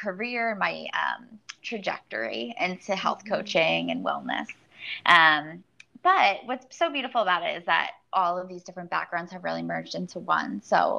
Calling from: New York City, New York, United States; I am calling from New York City.

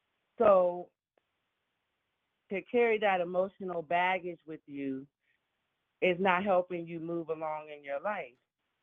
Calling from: Pittsburgh, Pennsylvania, United States; I'm calling from Pittsburgh, PA.

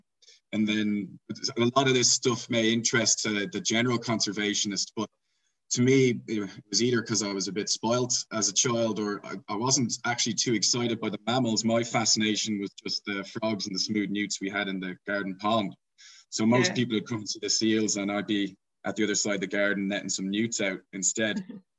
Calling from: Pietermaritzburg, KwaZulu-Natal, South Africa; So I'm joining from my office on campus. It's a town called Pietermaritzburg in KwaZulu-Natal. It's the capital of the province

